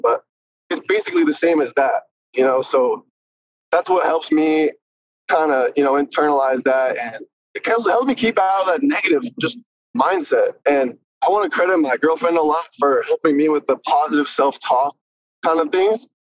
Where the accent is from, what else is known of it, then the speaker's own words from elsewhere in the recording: North Carolina, United States; born there; also born or lived in Philadelphia / Ventura County / New Jersey / San Diego; So I was born in North Carolina. Then like 2 years later, I moved to Philly. 2 years later, I moved to like Ventura County around Thousand Oaks. And then I moved to New Jersey. And then I came back and I moved to SD.